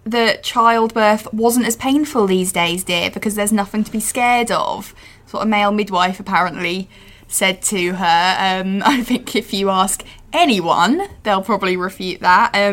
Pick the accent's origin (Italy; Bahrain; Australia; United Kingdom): United Kingdom; East of England; I'm from Norfolk. We've got Sandringham in Norfolk.